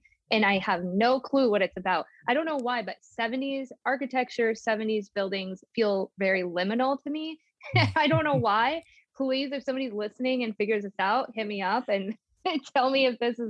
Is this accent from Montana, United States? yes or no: yes; Billings, Montana, United States; also born or lived in California; So I was born in California, and then my mom and my grandma and I, we moved to Billings, Montana, where we got this duplex.